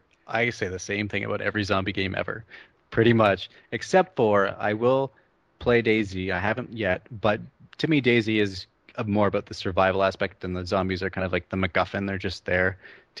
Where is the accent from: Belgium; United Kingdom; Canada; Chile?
Canada; I'm Canadian